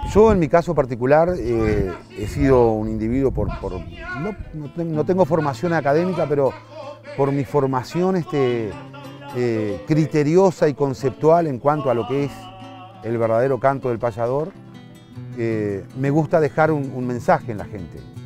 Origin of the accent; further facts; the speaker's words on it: Sauce, Canelones, Uruguay; also born or lived in Montevideo, Uruguay; desde pequeño, desde 3, 4 años, este, siempre nos afincamos en distintas zonas alrededor de la, de la ciudad de Sauce, cuando eso era pueblo todavía. Yo me considero sauceño